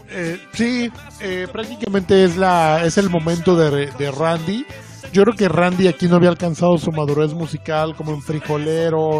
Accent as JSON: {"language": "Spanish", "region": "Veracruz", "country": "Mexico", "said": "Yo soy de Veracruz y prácticamente allá los jarochos nos, nos saludamos con una mentada de madre por las mañanas"}